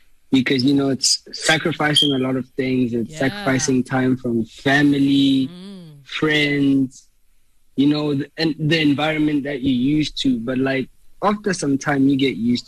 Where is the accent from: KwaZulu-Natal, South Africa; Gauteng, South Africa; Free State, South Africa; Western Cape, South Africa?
Gauteng, South Africa; Soweto; moved away as an adult; also born or lived in Duduza, East Rand, South Africa; now in Texas, United States; I grew up in Soweto